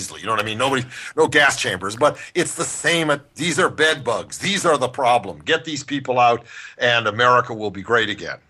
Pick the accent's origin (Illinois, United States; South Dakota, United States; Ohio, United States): Ohio, United States; Cleveland; now in Los Angeles, United States; it used to be my hometown sport, follow the Indians, as a kid in Cleveland, right?